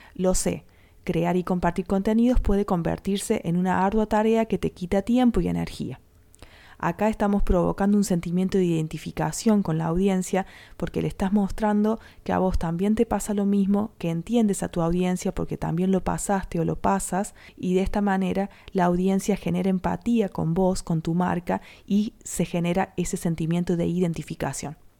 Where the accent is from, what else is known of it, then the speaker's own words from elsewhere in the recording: Córdoba, Argentina; traductora emprendedora de Córdoba Capital Argentina